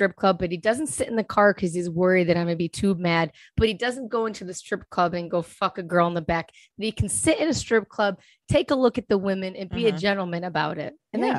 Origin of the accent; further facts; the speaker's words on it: Rochester, New York, United States; I grew up in Rochester, New York.